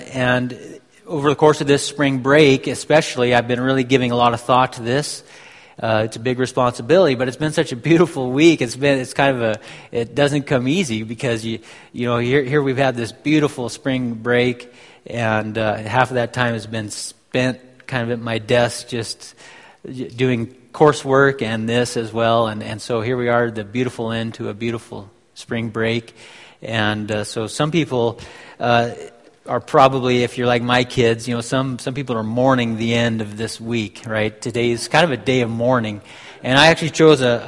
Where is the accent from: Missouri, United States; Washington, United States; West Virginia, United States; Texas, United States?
Washington, United States; Walla Walla; also born or lived in Quebec, Canada; I was born in Walla Walla, Washington